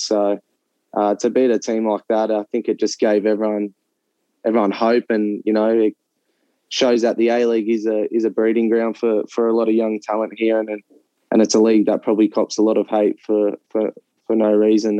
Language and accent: English; Central Coast, New South Wales, Australia; I grew up in on the Central Coast, just playing football there for Terrigal United